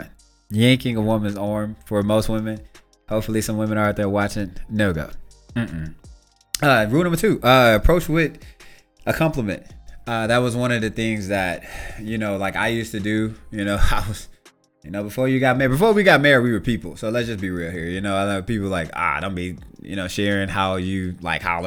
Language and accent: English; Shreveport, Louisiana, United States; I grew up in Shreveport, Louisiana